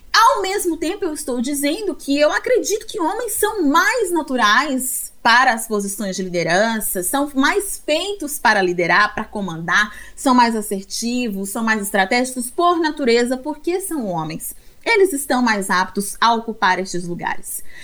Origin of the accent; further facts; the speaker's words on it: Brazil; como brasileiros e brasileiras